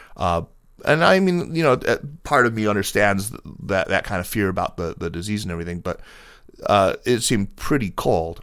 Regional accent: upstate New York, United States; I'm from upstate though

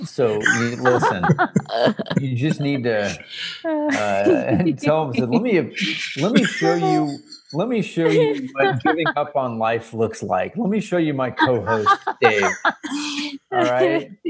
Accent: Canada; now in United States; As a Canadian living in the South.

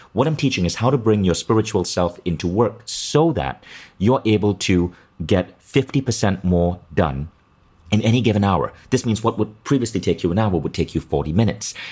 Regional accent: Kuala Lumpur, Malaysia; growing up in Kuala Lumpur

